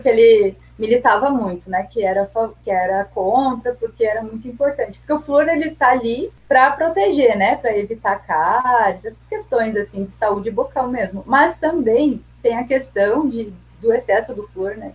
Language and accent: Portuguese; Porto Alegre, Rio Grande do Sul, Brazil; moved away as an adult; now in Brasília, Brazil; Sou natural de Porto Alegre, Rio Grande do Sul, e atualmente moro em Brasília